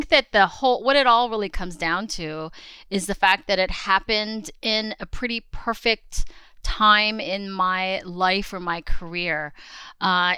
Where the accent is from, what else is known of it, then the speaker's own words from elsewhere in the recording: Los Angeles, California, United States; also born or lived in Queens, New York / Staten Island, New York; I was born in Queens. And I think we lived in Queens and Staten Island for about 5 years or so, but I would consider myself a California girl because I grew up really predominantly in Southern California in the LA area.